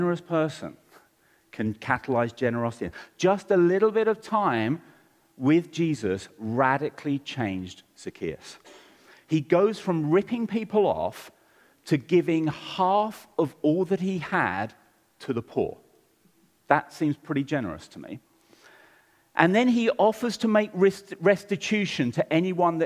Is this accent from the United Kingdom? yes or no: yes; London, United Kingdom; I grew up in Southeast London, and I've got one sister